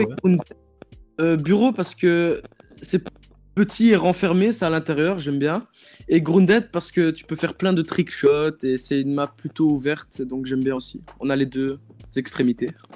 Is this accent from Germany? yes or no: no; Belgium; j'ai 15 ans et je viens de Belgique